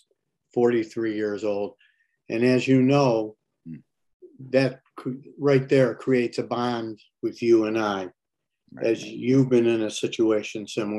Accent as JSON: {"language": "English", "town": "Detroit", "region": "Michigan", "country": "United States", "tie": "born or raised there", "said": "when we moved from the Dexter neighborhood to Northwest Detroit, I lived next to a park called Dyack Park on Stansbury and Curtis"}